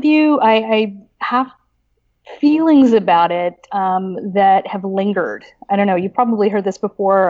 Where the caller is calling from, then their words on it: Toronto, Ontario, Canada; So I am in Toronto. I'm squatting in my partner's office, but technically I'm at Queens.